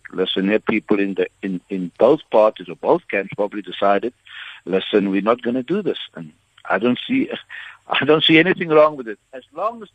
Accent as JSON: {"language": "English", "town": "Stellenbosch", "region": "Western Cape", "country": "South Africa", "said": "the area I come from is Stellenbosch. I come from Clutersville."}